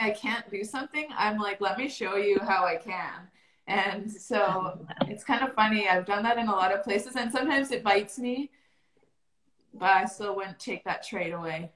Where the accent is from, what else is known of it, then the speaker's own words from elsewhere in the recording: Calgary, Alberta, Canada; I grew up here in Calgary, Alberta, Canada